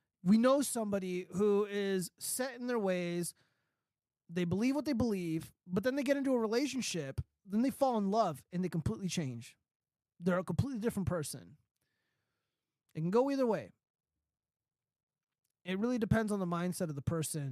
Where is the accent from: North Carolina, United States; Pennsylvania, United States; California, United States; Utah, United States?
California, United States; I'm from California